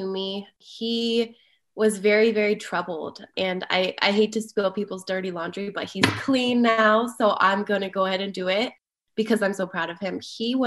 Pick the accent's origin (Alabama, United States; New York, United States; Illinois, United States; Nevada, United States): Nevada, United States; Las Vegas; now in Denver, United States; I grew up in Las Vegas and I was an avid volleyball player